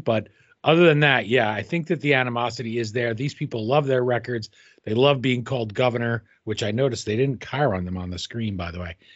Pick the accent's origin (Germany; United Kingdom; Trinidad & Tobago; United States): United States; as an American